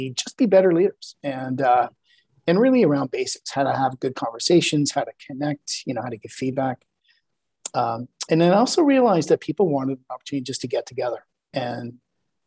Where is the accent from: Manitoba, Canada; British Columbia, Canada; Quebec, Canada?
Quebec, Canada; Montreal; also born or lived in Toronto / Santa Cruz, California / Phoenix; now in Calgary, Canada; I'm originally from Montreal, then moved to Toronto